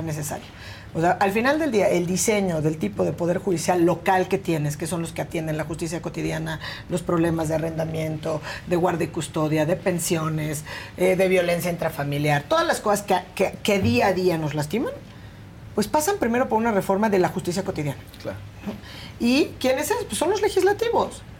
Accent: Oaxaca, Mexico; nací en Oaxaca

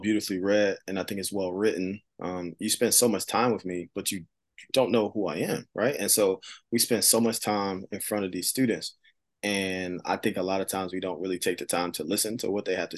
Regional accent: Philadelphia, Pennsylvania, United States; I grew up in Philadelphia, right in the inner city.

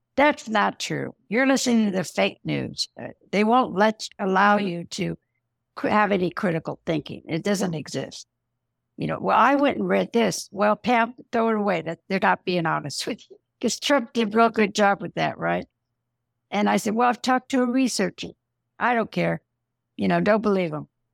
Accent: San Diego, California, United States; also born or lived in Los Angeles, California; now in Idaho, United States; I was raised in California

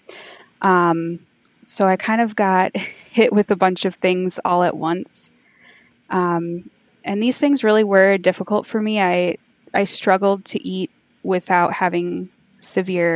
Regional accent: Michigan, United States; I'm from Michigan, USA

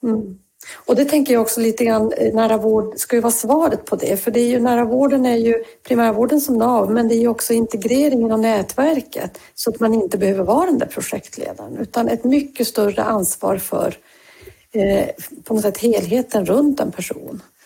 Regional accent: Norrbotten County, Sweden; jag kommer ju från eh, Norrbotten

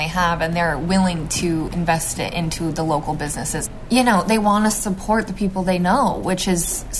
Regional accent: Ticonderoga, New York, United States; fell back in love with my hometown.

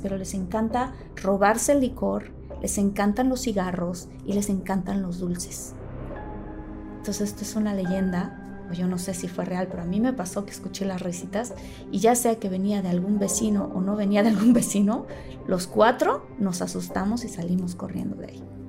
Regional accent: Tabasco, Mexico; yo crecí en Tabasco con mi familia

